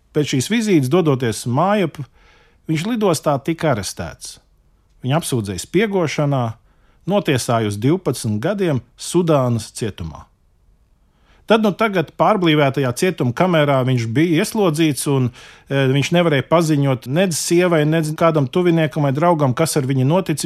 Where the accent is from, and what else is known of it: Latvia